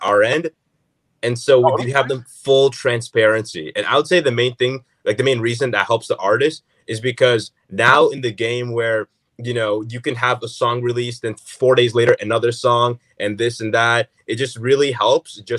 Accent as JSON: {"language": "English", "country": "Canada", "said": "we're Canadian, and we go to the States to see family, go to the New York, but it's not like we live in the States"}